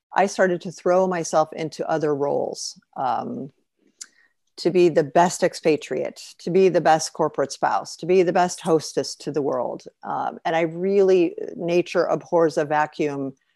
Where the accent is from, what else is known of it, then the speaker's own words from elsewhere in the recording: Chicago, Illinois, United States; moved away as an adult; also born or lived in New York / Paris / Cairo / Sharm el Sheikh; when we moved back to Chicago, my hometown